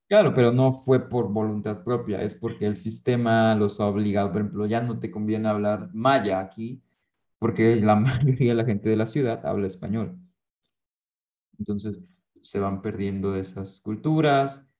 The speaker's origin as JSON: {"language": "Spanish", "country": "Mexico", "said": "nos una como mexicanos"}